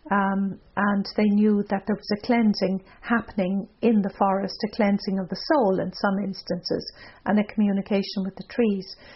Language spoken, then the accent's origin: English; Ireland; now in North America; As an Irish person